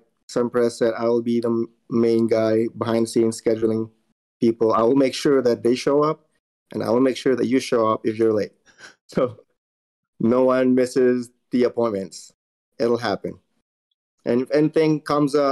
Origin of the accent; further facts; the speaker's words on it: Philippines; also born or lived in North Carolina, United States; now in Missouri, United States; I was born and raised in the Philippines